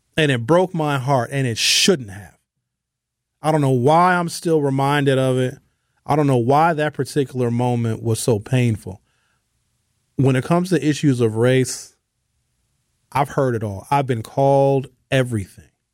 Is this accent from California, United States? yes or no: no; Brown Deer, Wisconsin, United States; I grew up in Brown Deer in the nineteen